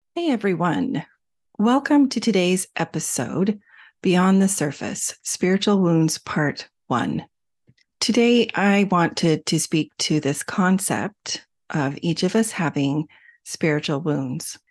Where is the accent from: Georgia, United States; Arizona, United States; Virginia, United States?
Arizona, United States; When I was young, growing up in Arizona, we took swimming lessons every single summer